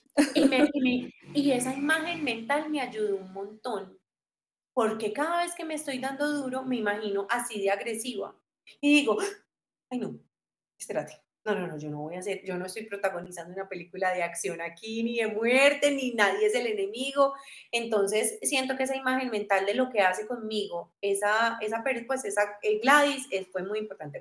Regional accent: Armenia, Quindío, Colombia; now in Medellín, Colombia; yo soy de Armenia, ¿cierto? Yo me vengo a estudiar a Medellín

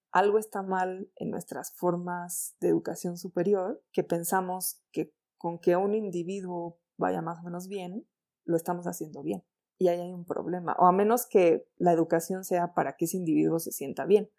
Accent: Mexico; Quienes vivimos en las grandes urbes y además ahí sí somos mexicanos

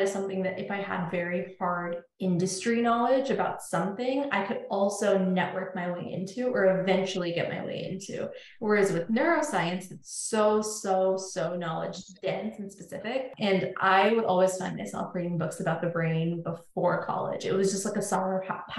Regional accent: Northern Virginia, United States; also born or lived in India; I grew up in Northern Virginia, born in India, grew up in Northern Virginia, moved here when I was like 3 years old

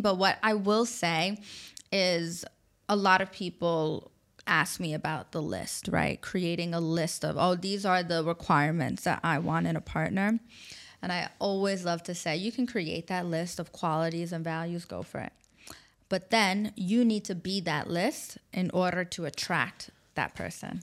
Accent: New York, United States; moved away as an adult; also born or lived in Abu Dhabi, UAE; now in Dubai, United Arab Emirates; I grew up in New York

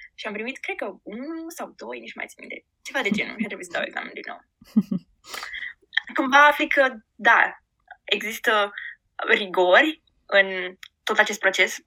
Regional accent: Giurgiu, Giurgiu County, Romania; moved away as an adult; also born or lived in Bucharest / Madrid; now in Auckland, New Zealand; nu locuiam în București, uh, sunt din Giurgiu

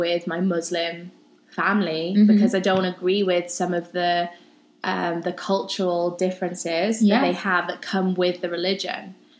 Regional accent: Wales, United Kingdom; moved away; I grew up in Wales.

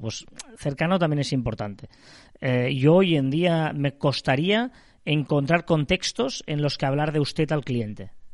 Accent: Barcelona province, Catalonia, Spain; nosotros somos de Barcelona, provincia de Barcelona

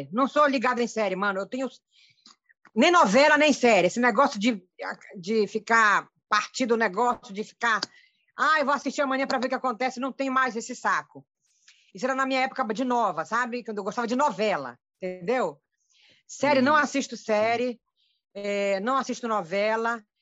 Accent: Abaetetuba, Pará, Brazil; born there; Ei, Ítalo, eu nasci aí, nasci na Costa Marataíra.

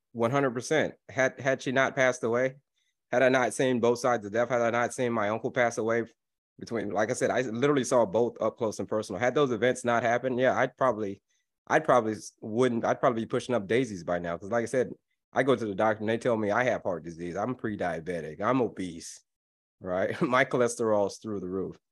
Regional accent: Florida, United States; I grew up in Florida

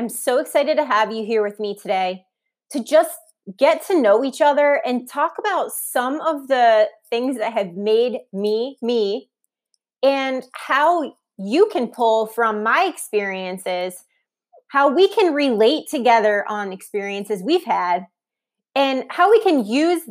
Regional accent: Ohio, United States; also born or lived in New York / Columbus / San Francisco; now in Charlotte, United States; But we're originally from Ohio, near Cleveland. We moved across the country and back. I've lived in New York, Columbus, Ohio, San Francisco, and now Brian and I are here.

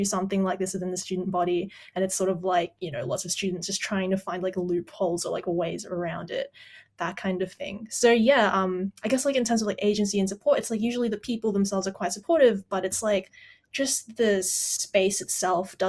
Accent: Philippines; now in Australia; I come from the Philippines

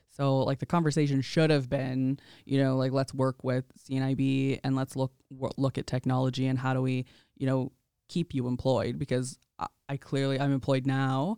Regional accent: Indian Head, Saskatchewan, Canada; now in Regina, Canada; I grew up in Indian Head, Saskatchewan.

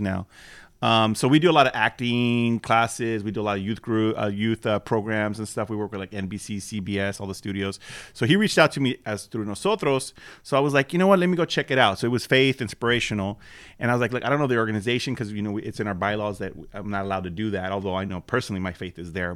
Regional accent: Los Angeles, California, United States; also born or lived in Southgate / Lynwood / Norwalk / Whittier; now in West Covina, United States; I grew up actually in Watts

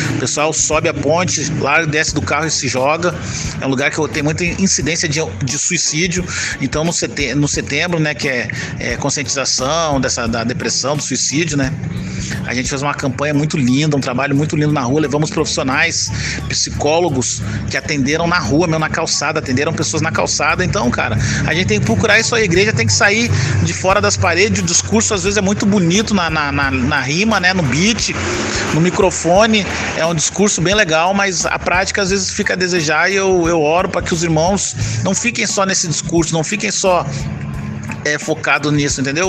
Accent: Vila Velha, Espírito Santo, Brazil; direto de Vila Velha, Espírito Santo

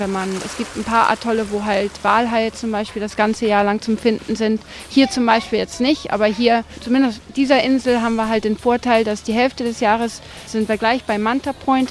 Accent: Spain; moved away as an adult; also born or lived in Austria; now in Maldives; meine Mutter ist Deutsche, mein Vater ist Spanien. Wir sind in Spanien halt aufgewachsen.

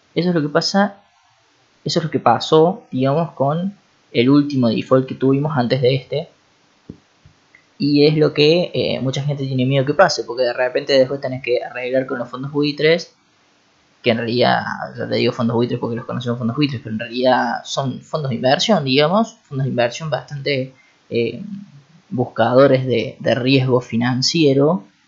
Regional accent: Argentina; los mismos argentinos

